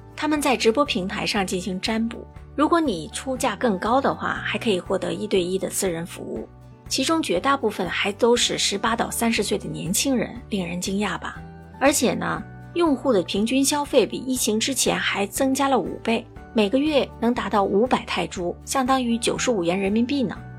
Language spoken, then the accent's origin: Chinese; Singapore; 我是来自新加坡的…